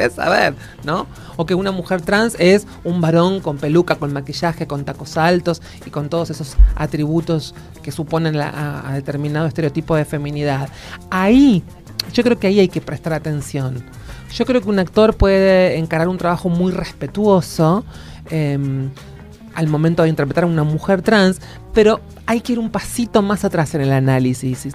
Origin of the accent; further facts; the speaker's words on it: Argentina; mi orgullo como argentina